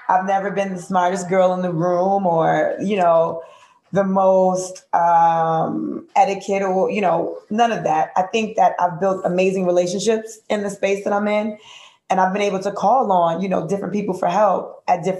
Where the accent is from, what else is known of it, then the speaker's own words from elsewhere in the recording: United States; I'm from Grant Projects